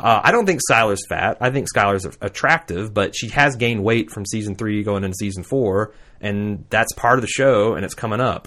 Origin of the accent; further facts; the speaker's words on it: Indiana, United States; I am from Indiana. I was gr, raised in Indiana.